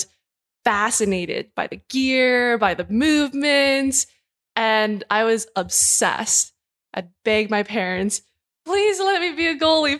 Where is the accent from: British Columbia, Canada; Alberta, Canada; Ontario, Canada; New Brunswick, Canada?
British Columbia, Canada; Burnaby; Yeah, so I grew up in Burnaby and played boys hockey pretty much all the way up until I went to college.